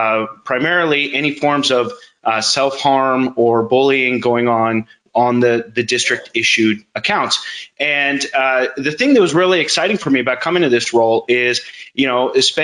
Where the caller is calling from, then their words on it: Folsom, California, United States; I'm in Northern California, a town called Folsom.